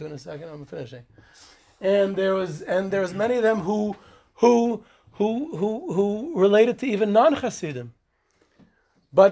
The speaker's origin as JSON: {"language": "English", "town": "Monsey", "region": "New York", "country": "United States", "tie": "born or raised there", "said": "I grew up in Muncie, near Skver"}